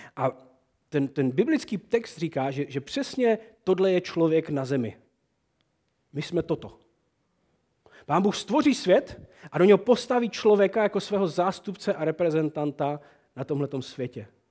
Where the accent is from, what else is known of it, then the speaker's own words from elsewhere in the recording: Moravian Wallachia, Czechia; To je naše valajské Prostě to my uctíváme u nás na Malajsku